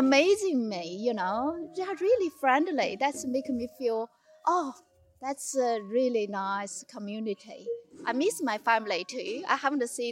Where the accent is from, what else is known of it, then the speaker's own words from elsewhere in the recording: Harbin, Heilongjiang, China; English is a second language; moved away as an adult; now in Bendigo, Australia; I'm from China. North of China, they call Ice City.